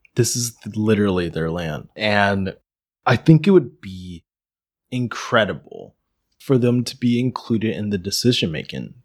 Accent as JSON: {"language": "English", "region": "Pennsylvania", "country": "United States", "tie": "born or raised there", "said": "My state, my home state"}